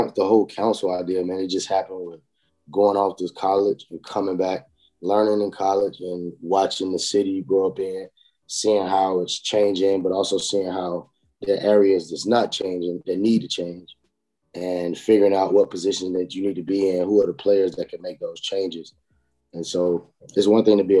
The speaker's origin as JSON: {"language": "English", "town": "Rocky Mount", "region": "North Carolina", "country": "United States", "tie": "born or raised there", "also_born_or_lived": "Pinetops, North Carolina", "said": "I grew up in Rocky Mount, North Carolina, man, Sycamore Street"}